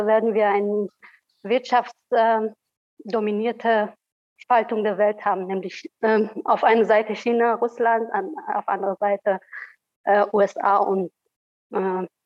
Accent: Afghanistan; Äh, ich komme selber aus Afghanistan.

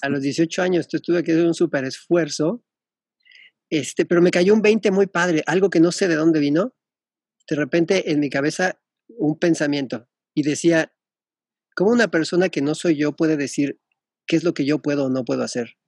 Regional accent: Mexico; moved away as an adult; also born or lived in England / Melbourne, Australia

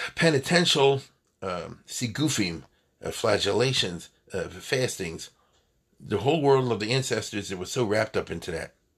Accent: United States; as an American

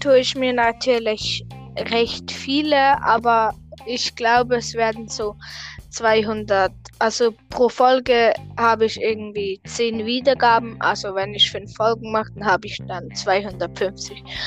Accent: Switzerland; ich komme tatsächlich aus, au, auch aus der Schweiz

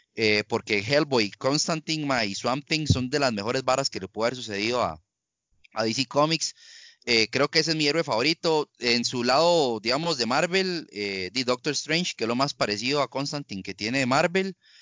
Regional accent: Costa Rica; todos sabemos cómo somos los ticos. Los ticos no apoyamos

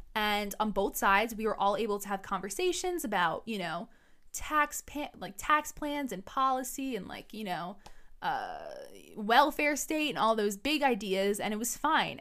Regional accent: New York City, New York, United States; I was born and raised in New York City

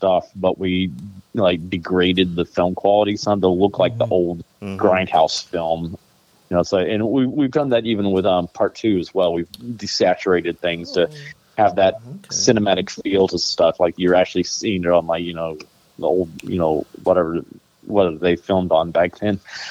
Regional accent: Alabama, United States; growing up in Alabama

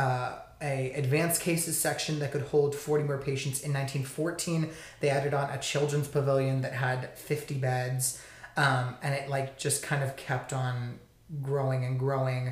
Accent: Texas, United States; I'm from Texas

